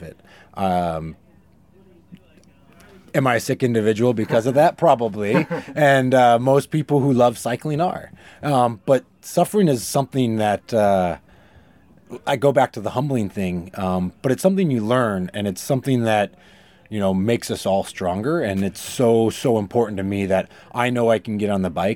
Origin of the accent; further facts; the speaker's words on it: Fort Collins, Colorado, United States; moved away as an adult; also born or lived in California; I grew up in Colorado, and I grew up in the outdoors. My family's big in the outdoors. I grew up mountain biking. I grew up outside of Fort Collins